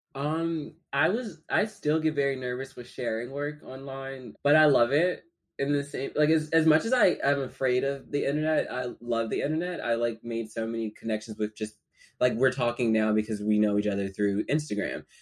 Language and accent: English; Philadelphia, Pennsylvania, United States; now in New York, United States; I'm from Philly. I grew up in South Philadelphia